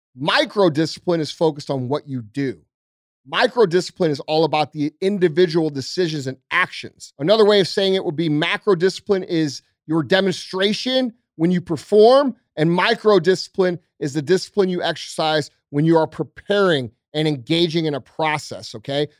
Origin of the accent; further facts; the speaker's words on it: St. Louis, Missouri, United States; I'm just a regular dude from Saint Louis, right? I'm, I'm from South County.